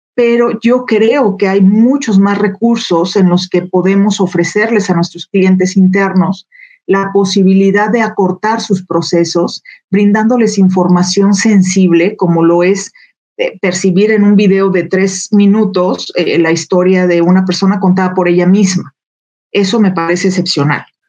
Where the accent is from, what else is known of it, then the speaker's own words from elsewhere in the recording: Jalisco, Mexico; moved away as an adult; now in Aguascalientes, Mexico; en Jalisco, de donde soy originaria